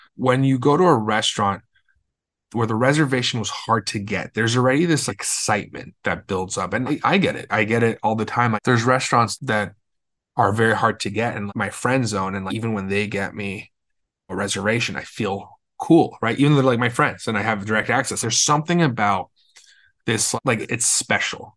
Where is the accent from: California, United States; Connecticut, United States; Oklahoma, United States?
California, United States; Los Angeles; I'm from Los Angeles, born and raised